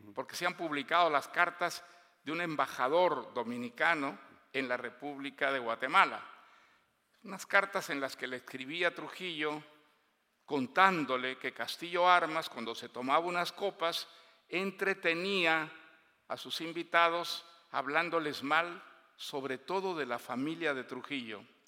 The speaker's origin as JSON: {"language": "Spanish", "country": "Bolivia", "tie": "born or raised there", "said": "Yo pasé toda mi infancia en Bolivia"}